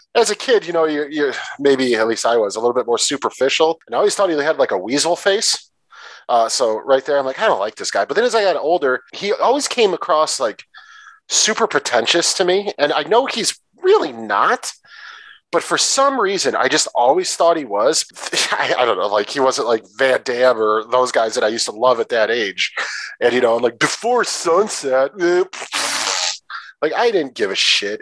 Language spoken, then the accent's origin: English; Detroit, Michigan, United States; I'm from Detroit, in that area